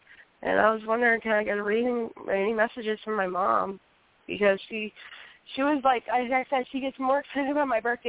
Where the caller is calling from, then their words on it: Hinton, West Virginia, United States; Yes, I'm calling from Hinton, West Virginia.